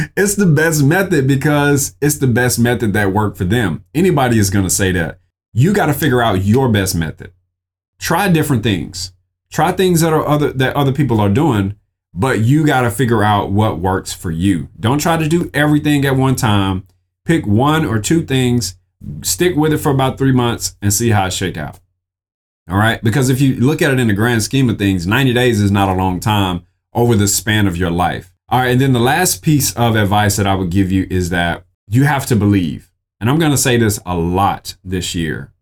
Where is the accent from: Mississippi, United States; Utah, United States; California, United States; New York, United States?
Mississippi, United States; I'm from Mississippi